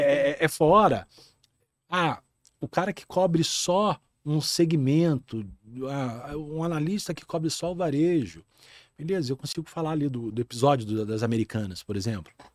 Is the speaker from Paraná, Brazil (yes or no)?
no; Rio de Janeiro, Brazil; moved away as an adult; now in Rio Grande do Sul, Brazil; eu sou carioca, nascido no, na cidade do Rio de Janeiro